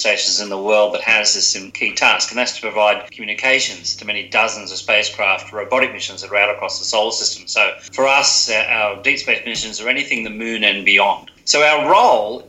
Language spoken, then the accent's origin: English; Sutherland, New South Wales, Australia; I was born in 1961 in Sutherland, up in New South Wales, near Sydney. So I'm a Shire boy from that area